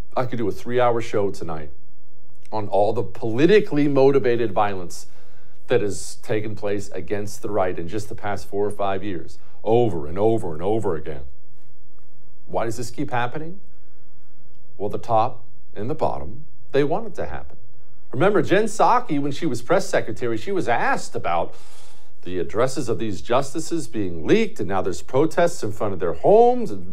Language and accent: English; Montana, United States; I grew up in Montana